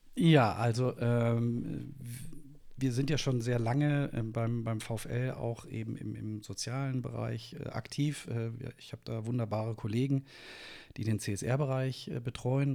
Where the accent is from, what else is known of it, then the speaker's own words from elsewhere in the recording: Münster, North Rhine-Westphalia, Germany; moved away as an adult; also born or lived in Nuremberg; now in Wolfsburg, Germany; bin äh, geboren in Münster in Westfalen